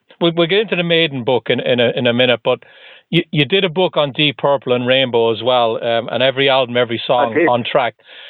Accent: Ireland; now in Boston, United States; I'm just outside of Boston in the US, but I'm originally from Ireland.

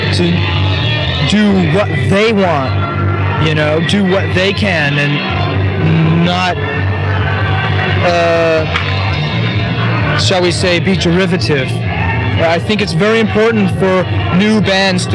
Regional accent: Northern California, United States; I'm from Northern California

